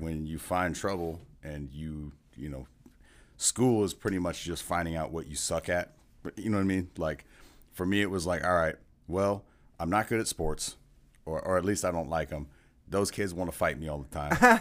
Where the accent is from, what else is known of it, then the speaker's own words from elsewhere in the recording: California, United States; also born or lived in Seattle; now in Kansas City, United States; I'm from California originally